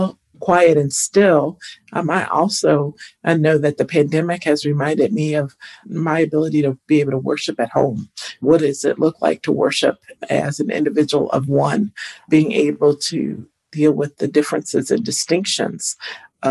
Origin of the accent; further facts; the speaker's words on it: Toledo, Ohio, United States; I grew up in Northwest Ohio in Toledo, glass capital of the world